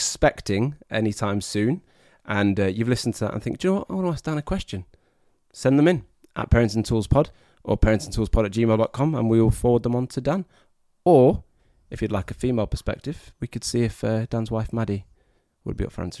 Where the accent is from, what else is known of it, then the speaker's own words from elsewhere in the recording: Canada; from Canada.